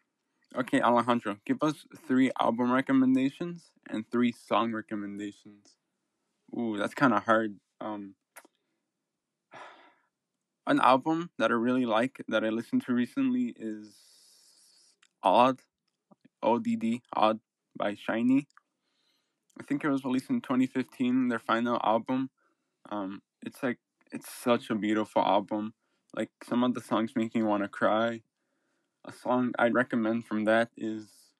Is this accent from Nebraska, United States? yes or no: no; Chicago, Illinois, United States; first language English; where I'm from Chicago, Illinois, United States. I'm first generation here. My parents, family, they're from Michoacán in Mexico